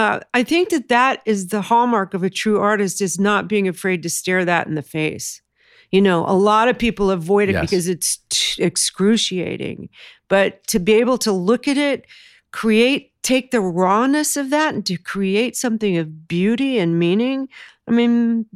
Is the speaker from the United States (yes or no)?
yes; California, United States; But I grew up in Southern California in the 60s and 70s.